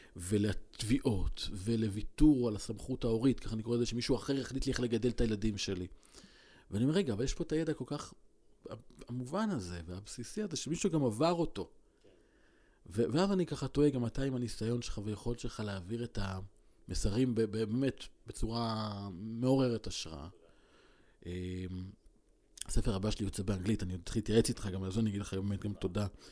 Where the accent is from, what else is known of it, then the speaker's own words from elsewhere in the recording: Israel; גדלתי בקיבוץ